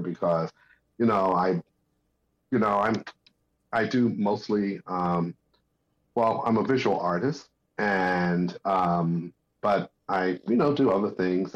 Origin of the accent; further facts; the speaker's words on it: Newark, New Jersey, United States; as a kid, I grew up in New Jersey, and I was born in Newark, New Jersey